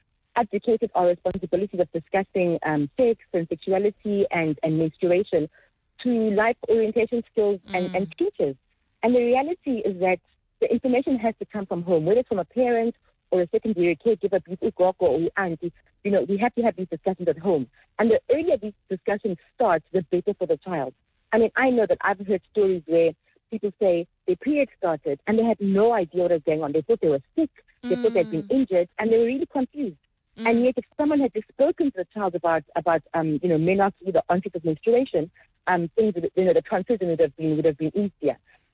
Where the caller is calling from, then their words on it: Zimbali, KwaZulu-Natal, South Africa; I'm joining you from Zimbali.